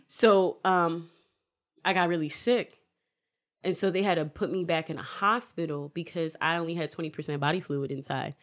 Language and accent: English; Newark, New Jersey, United States; moved away; also born or lived in Willingboro, New Jersey; I'm originally, I was born in Newark